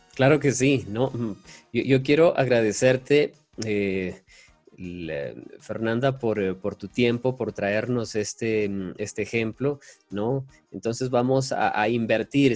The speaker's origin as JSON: {"language": "Spanish", "region": "Ecuadorian coast", "country": "Ecuador", "said": "soy costeño"}